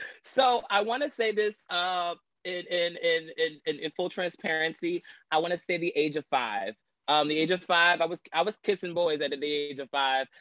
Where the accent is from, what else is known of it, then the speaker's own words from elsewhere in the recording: Long Island, New York, United States; I'm from Long Island, New York, uh, born and raised in New York